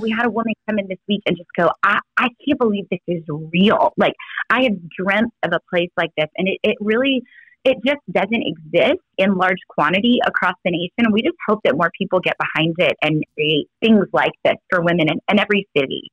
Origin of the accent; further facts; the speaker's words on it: Texas, United States; I'm from Texas